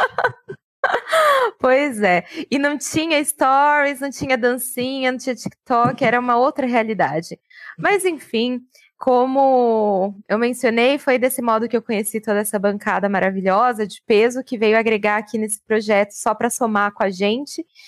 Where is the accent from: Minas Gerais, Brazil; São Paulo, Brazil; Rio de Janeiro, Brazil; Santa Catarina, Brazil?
São Paulo, Brazil; Francisco Morato; Cresci na cidade de Francisco Murato